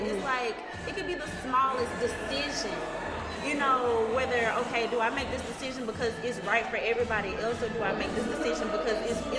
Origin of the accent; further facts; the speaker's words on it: Birmingham, Alabama, United States; moved away as an adult; now in Atlanta, United States; I'm originally from Birmingham, Alabama.